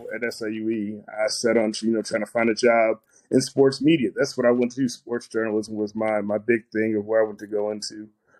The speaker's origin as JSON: {"language": "English", "town": "Cahokia", "region": "Illinois", "country": "United States", "tie": "born or raised there", "said": "growing up here, I grew up in Cahokia, not too far where Mindseye sits."}